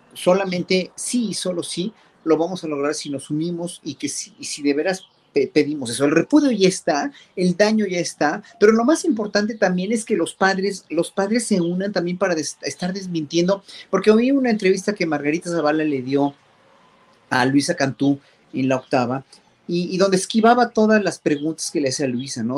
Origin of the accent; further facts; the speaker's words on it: Mexico; como pueblo mexicano